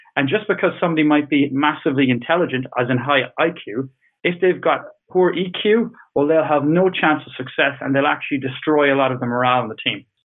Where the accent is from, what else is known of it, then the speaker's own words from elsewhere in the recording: Ireland; I'm Irish